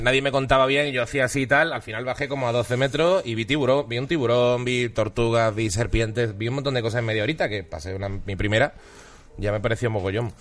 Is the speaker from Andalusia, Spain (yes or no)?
yes; Seville, Andalusia, Spain; also born or lived in Huelva / Basque Country; now in Madrid, Spain; nacido en Huelva, criado en Sevilla y con media familia vasca